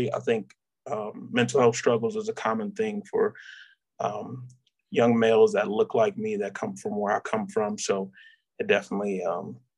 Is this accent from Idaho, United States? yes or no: no; Detroit, Michigan, United States; moved away as an adult; I'm from Detroit, Michigan. Really came from a two-parent household.